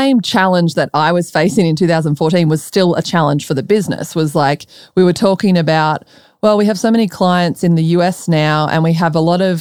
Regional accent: Melbourne, Victoria, Australia; moved away as an adult; also born or lived in Colorado, United States; now in Austin, United States; I'm from Melbourne

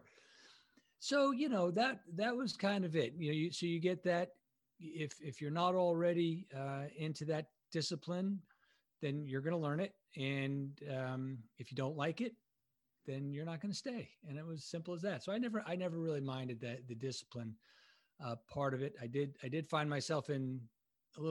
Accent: Bay Shore, New York, United States; I'm originally from New York and Long Island, New York, a little town called Bayshore

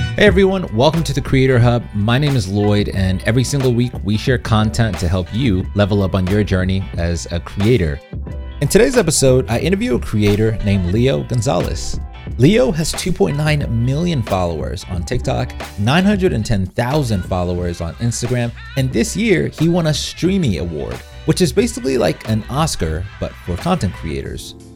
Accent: Zimbabwe; moved away; I'm originally from Zimbabwe

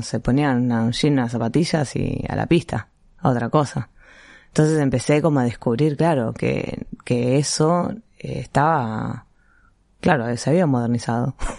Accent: Buenos Aires, Argentina; en un club de barrio, primero, que hay en Villurquiza, que es de donde soy yo

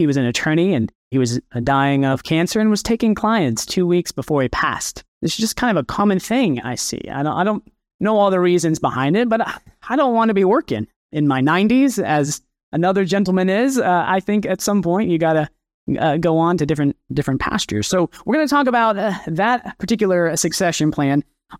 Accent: Kansas, United States; now in Arkansas, United States; I'm originally from Kansas. So if you're from the West Coast, you probably flew over my very beautiful home state, and I'm now in Arkansas.

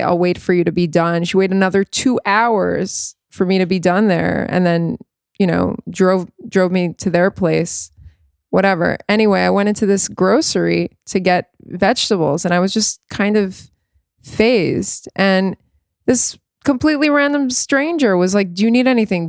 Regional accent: South Florida, United States; I grew up in South Florida

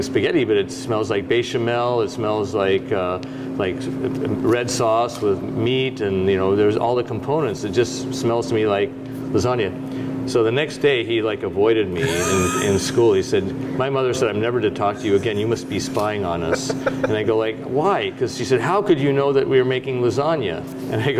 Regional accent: Seattle, Washington, United States; moved away; also born or lived in Chicago; I grew up on Capitol Hill in Seattle

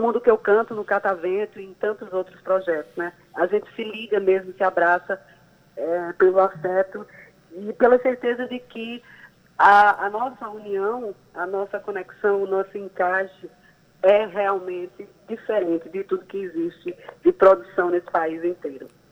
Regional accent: João Pessoa, Paraíba, Brazil; paraibana, pessoense, nascida e criada aqui

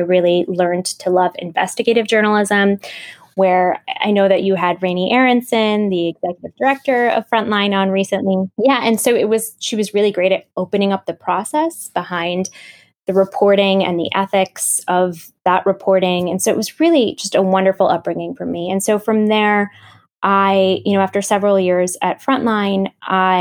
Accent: Grand Rapids, Michigan, United States; moved away as an adult; also born or lived in Pakistan; my hometown in Grand Rapids, Michigan

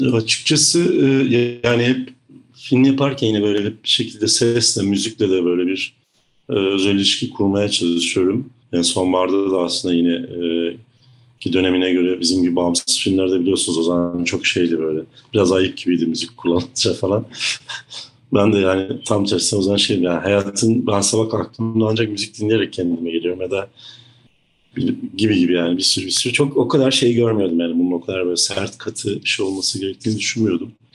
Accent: Black Sea Region, Turkey; moved away; orada büyümüş çocukluğum Karadeniz gibi bir yerde geçmiş biri olarak

